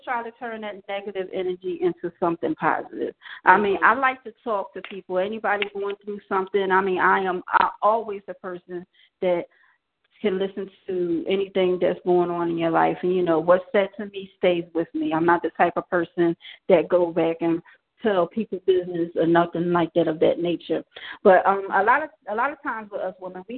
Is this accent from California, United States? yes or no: no; Philadelphia, Pennsylvania, United States; I'm from Philly as well.